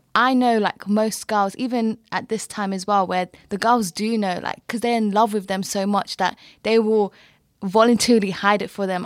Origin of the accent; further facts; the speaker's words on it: London, United Kingdom; moved away as an adult; also born or lived in Canterbury, Kent; I'm from Brent, but I went to university in Kent, in Canterbury.